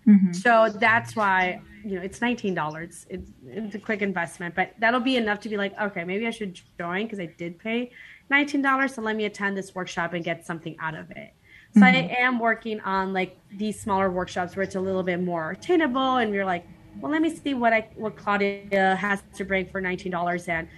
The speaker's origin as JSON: {"language": "English", "country": "Guatemala", "tie": "born or raised there", "moved": "yes", "said": "I was born in Guatemala"}